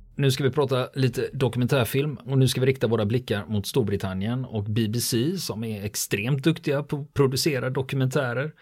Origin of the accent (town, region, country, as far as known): Sweden